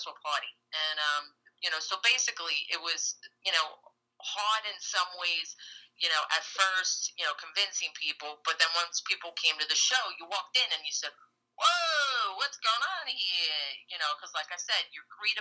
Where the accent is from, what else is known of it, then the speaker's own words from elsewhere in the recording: New York City, New York, United States; I'm from Brooklyn